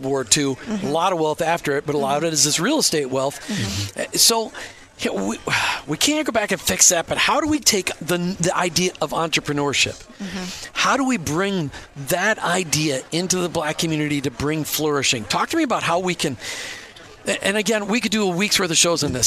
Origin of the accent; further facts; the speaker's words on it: Minnesota, United States; also born or lived in Baltimore, Maryland; now in Florida, United States; Then I grew up in Minnesota, where I literally graduated in a class of 950 people with one black kid